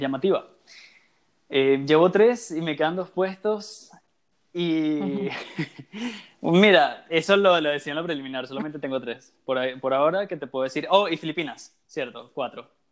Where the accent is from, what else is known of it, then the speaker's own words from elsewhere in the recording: Venezuela; en mi caso soy venezolano también